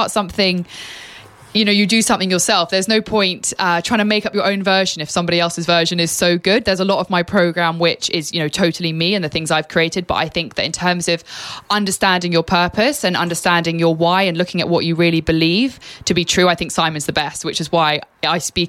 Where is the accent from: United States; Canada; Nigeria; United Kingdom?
United Kingdom; England; moved away; I am an extremely proud Brit. Absolutely. I've lived abroad and I love being English